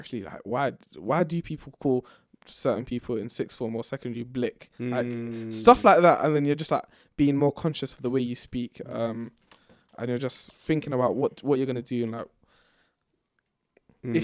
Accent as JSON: {"language": "English", "region": "London", "country": "United Kingdom", "tie": "born or raised there", "said": "born and raised in Tottenham"}